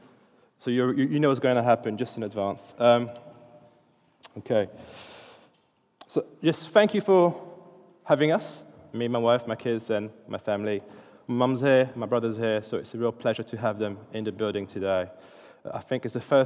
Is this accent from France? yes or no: yes; France; English is a second language; now in United Kingdom; I'm French. English isn't my first language